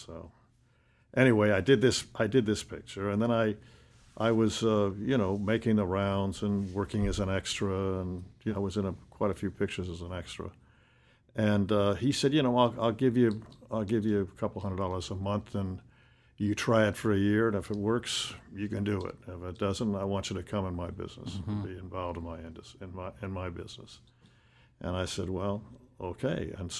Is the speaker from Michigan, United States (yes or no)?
yes; Detroit, Michigan, United States; Well, I was born in Detroit, Michigan.